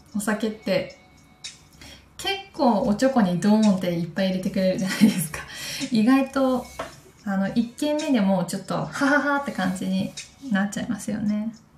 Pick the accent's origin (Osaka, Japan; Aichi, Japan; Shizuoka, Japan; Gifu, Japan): Gifu, Japan; Takayama; moved away; 私の地元の飛騨高山